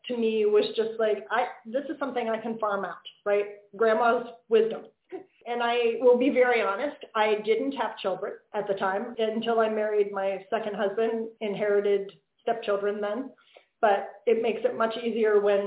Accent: Pennsylvania, United States; I grew up in Pennsylvania.

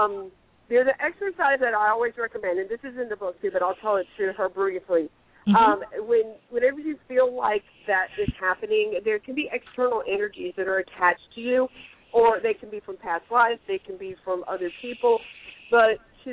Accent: the Bible Belt, United States; I mean, I grew up in the Bible Belt. I grew up a Christian.

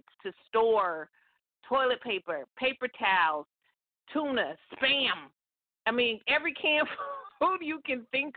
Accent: Stockton, California, United States; the radio station in my hometown, Stockton, California

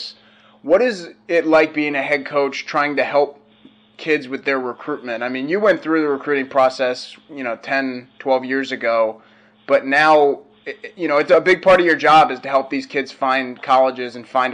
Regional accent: Virginia, United States; moved away; I'm from Virginia

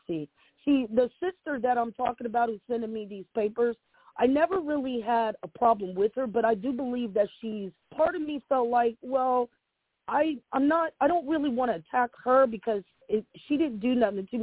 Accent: Franklin County, Ohio, United States; growing up in Franklin County Children's Services

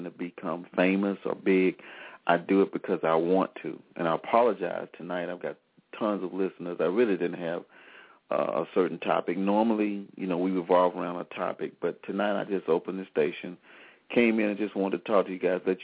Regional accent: Selma, Alabama, United States; started in April of 2011 as the Soul of Selma, and for my hometown

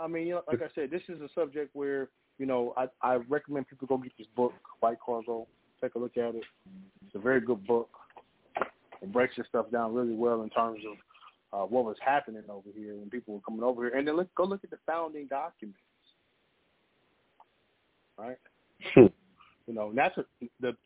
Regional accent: New Orleans, Louisiana, United States; now in Kansas City, United States; I'm originally from New Orleans. But I'm in the metro though

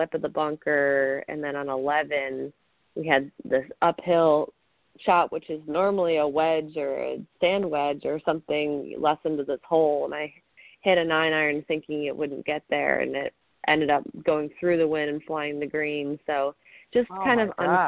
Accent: Ohio, United States; growing up in Ohio

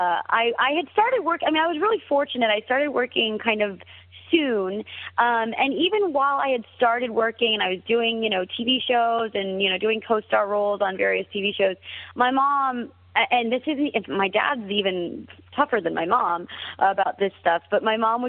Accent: United States; now in Los Angeles, United States; child of Indian immigrants that's born and raised in America

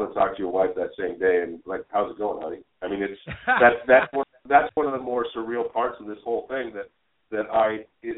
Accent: United States; as an American

